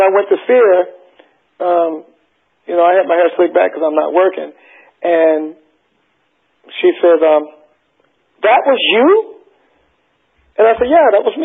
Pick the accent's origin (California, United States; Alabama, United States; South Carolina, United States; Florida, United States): South Carolina, United States; moved away as an adult; also born or lived in Westbury, Long Island, New York; when I left South Carolina and joined the Navy, and I left South Carolina, I said, I'm never coming back to live there.